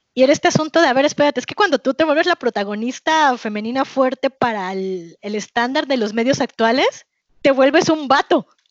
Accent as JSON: {"language": "Spanish", "country": "Mexico", "said": "soy latina, pero soy mexicana"}